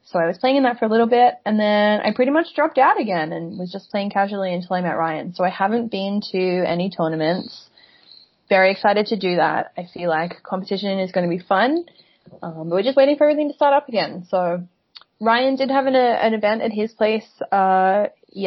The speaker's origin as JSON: {"language": "English", "country": "Australia", "said": "being Aussie"}